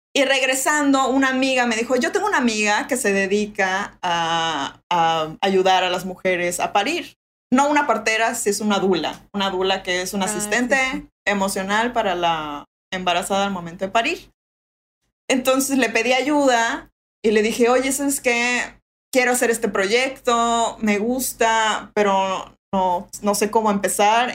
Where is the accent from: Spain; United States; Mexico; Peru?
Mexico; Mérida, Yucatán; accent: Yucatecan; also born or lived in England / France / Playa del Carmen; me regresé aquí a Mérida